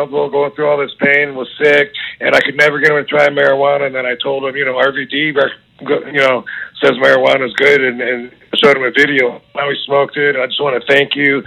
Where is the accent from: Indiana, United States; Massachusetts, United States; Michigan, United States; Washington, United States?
Michigan, United States; Battle Creek; I had my hometown in Battle Creek, Michigan